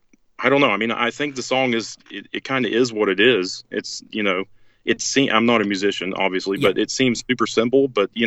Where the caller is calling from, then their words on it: Charlotte, North Carolina, United States; I'm calling from Charlotte, North Carolina.